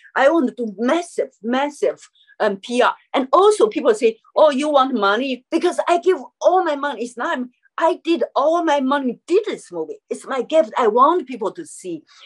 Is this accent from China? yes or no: yes; Chengdu, Sichuan, China; English is a second language; moved away as an adult; also born or lived in New York; my hometown, Chengdu, Sichuan.